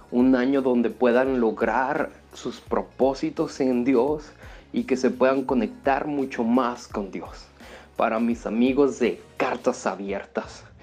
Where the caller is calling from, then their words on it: Seville, Andalusia, Spain; os, saludo desde España, desde Sevilla, que es una maravilla y que es la mejor ciudad del mundo.